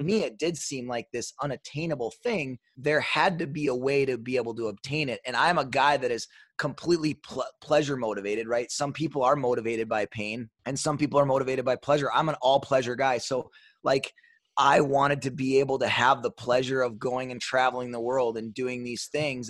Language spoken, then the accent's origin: English; Superior, Wisconsin, United States; also born or lived in Duluth, Minnesota; grew up in a uh, small town. I guess relative small town is kind of relative. Twenty eight thousand people, Superior, Wisconsin.